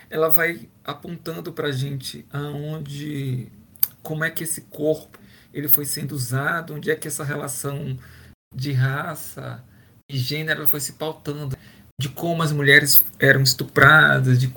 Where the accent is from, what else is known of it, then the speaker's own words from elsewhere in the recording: Bahia, Brazil; moved away as an adult; also born or lived in Pará; Eu sou da Bahia, né? Originalmente eu formo na Bahia e vou para o Pará fazer trabalhar